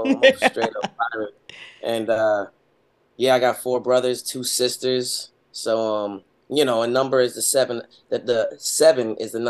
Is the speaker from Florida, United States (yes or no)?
no; New York, United States; moved away as an adult; now in Los Angeles, United States; But I'm from the East Coast.